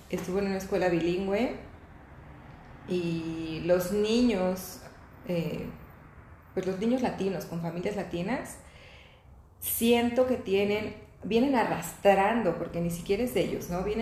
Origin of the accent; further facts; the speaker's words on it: Venezuela; moved away; No sé, tal vez nosotros llegamos en otra situación en donde no necesitamos que nos acogieran, ¿no?